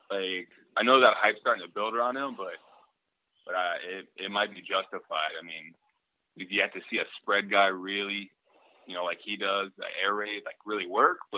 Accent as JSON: {"language": "English", "region": "Florida", "country": "United States", "said": "I'm from Florida, man."}